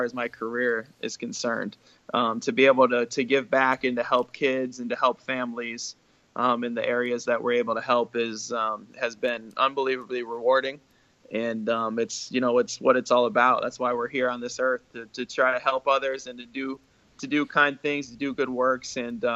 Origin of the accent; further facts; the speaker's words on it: Glens Falls, New York, United States; moved away as an adult; now in Shanghai, China; my hometown in Glens Falls